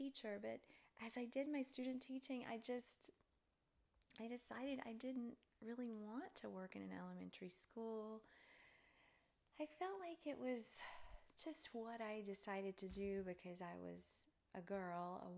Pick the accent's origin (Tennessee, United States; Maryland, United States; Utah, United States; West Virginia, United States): Tennessee, United States; Charleston; also born or lived in Cleveland, Tennessee; I was born in Cleveland, Tennessee, and grew up in a little town near there called Charleston, Tennessee.